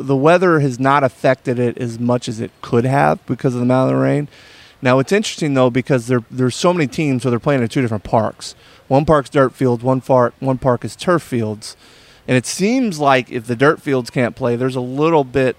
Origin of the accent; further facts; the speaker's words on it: Kentucky, United States; We're from Kentucky